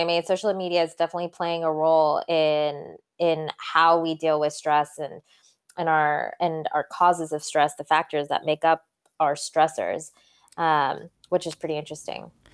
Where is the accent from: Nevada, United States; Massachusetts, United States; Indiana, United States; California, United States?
California, United States; Santa Cruz; also born or lived in London, England; So, I was actually born in London, England, and then my parents moved us to Santa Cruz, California, of all places. Um, when I was about ten, and so I pretty grew, pretty much grew up in Santa Cruz